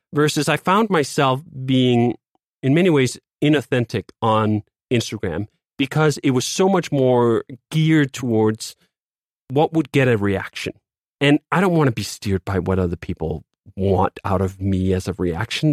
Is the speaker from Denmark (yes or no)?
yes; Copenhagen, Capital Region of Denmark, Denmark; moved away as an adult; now in United States; I grew up in Copenhagen, Denmark